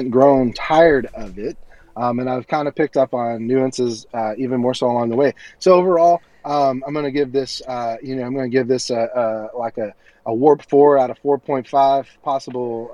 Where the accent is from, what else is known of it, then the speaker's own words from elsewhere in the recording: the South, United States; as a Southerner